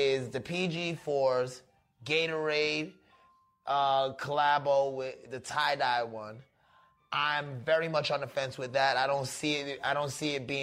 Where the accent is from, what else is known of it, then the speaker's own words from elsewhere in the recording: New York, United States; moved away; also born or lived in Florida; I grew up in New York, but I was living in Florida for a minute